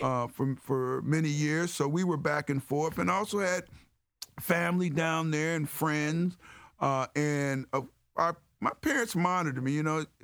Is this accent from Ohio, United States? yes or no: yes; Cleveland Heights, Ohio, United States; growing up in Cleveland Heights, uh, with the great values that, uh, my parents instilled on us